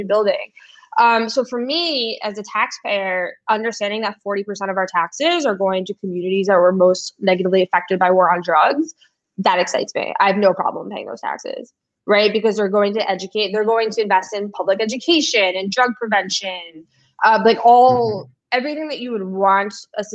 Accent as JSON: {"language": "English", "town": "New York City", "region": "New York", "country": "United States", "tie": "born or raised there", "said": "growing up in New York City"}